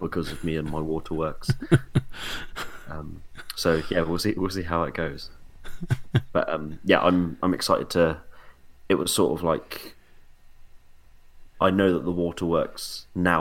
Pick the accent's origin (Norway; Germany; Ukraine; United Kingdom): United Kingdom; Portsmouth, South East England; I'm from Portsmouth.